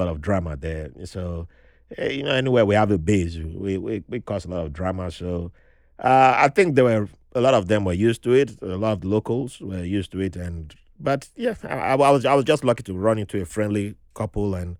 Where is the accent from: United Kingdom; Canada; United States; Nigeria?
Nigeria; moved away; I grew up in Nigeria